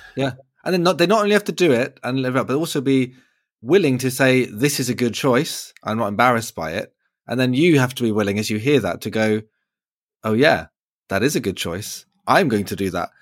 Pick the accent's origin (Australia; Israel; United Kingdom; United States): United Kingdom; as a British person